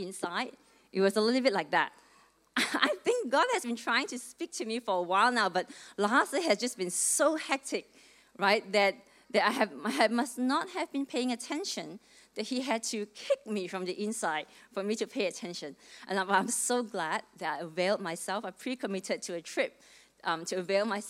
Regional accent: Malaysia; moved away as an adult; now in Melbourne, Australia; I came to Melbourne from Malaysia when I was 18. Back in 1995, I came here to study.

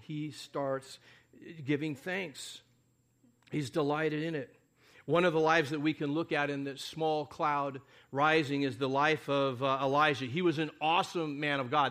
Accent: United States; we're, uh, Americans, most of us

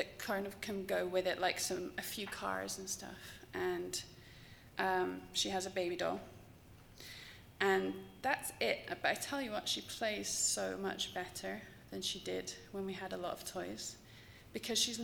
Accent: England, United Kingdom; I'm English

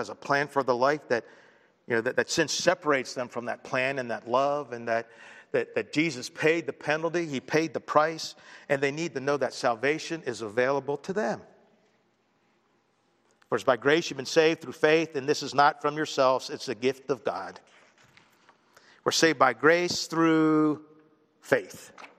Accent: Baltimore, Maryland, United States; born there; Well, I was born in Baltimore in February 4th, 1960.

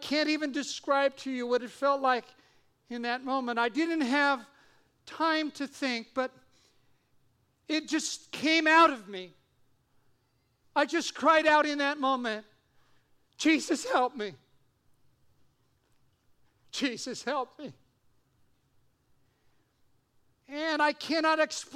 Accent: Eugene, Oregon, United States; now in Simi Valley, United States; I grew up in Eugene, Oregon

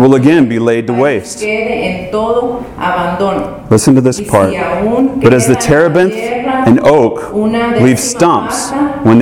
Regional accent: Georgia, United States; now in California, United States; I'm from Georgia

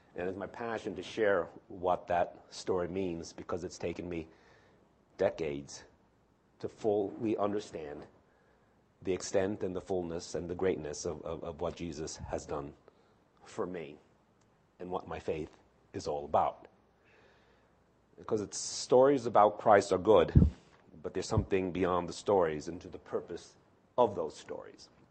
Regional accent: New York City, New York, United States; moved away; I was born in New York City, too.

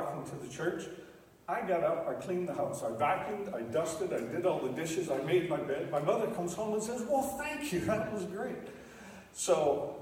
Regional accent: Stratford, Ontario, Canada; I grew up in Stratford, Ontario

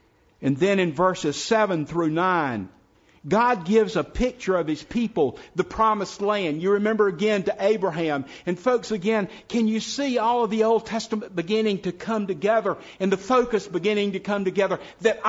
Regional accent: South Carolina, United States; now in Person County, North Carolina, United States; When I was growing up in South Carolina, a little old house that was about to fall down was called a shanty.

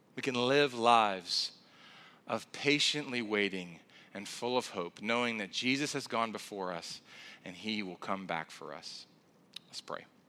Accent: South Carolina, United States; moved away; I'm originally from South Carolina

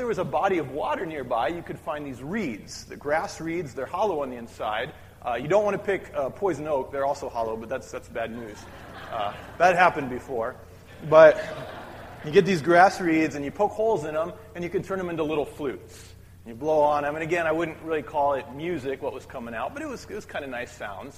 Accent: Midwest, United States; When I was growing up in the Midwest

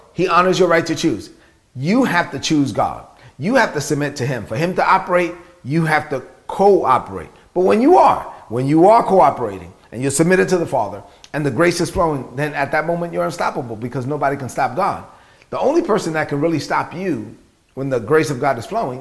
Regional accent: New York City, New York, United States; born or raised there

